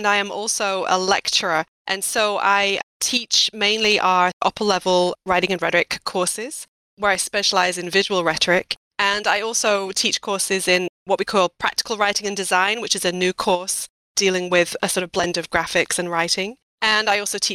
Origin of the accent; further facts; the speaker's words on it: Yorkshire and the Humber, United Kingdom; also born or lived in Iowa, United States; now in United States; I am a Yorkshire lass